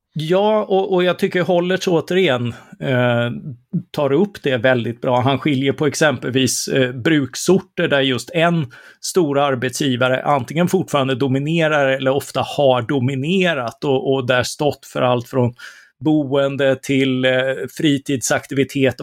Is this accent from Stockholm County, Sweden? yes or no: no; Karlskrona, Blekinge, Sweden; moved away; Karlskrona där jag är uppvuxen och har kvar mina föräldrar